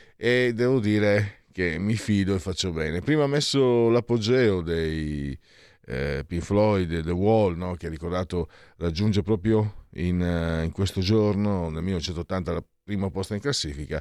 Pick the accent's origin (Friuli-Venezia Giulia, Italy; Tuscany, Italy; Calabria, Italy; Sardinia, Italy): Friuli-Venezia Giulia, Italy; San Vito al Tagliamento; io sono di San Vito il Tagliamento, Bassa Friulana